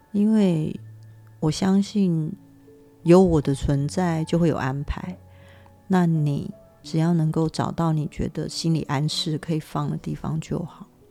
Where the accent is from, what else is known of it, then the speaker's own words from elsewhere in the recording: Taiwan; 我们台湾人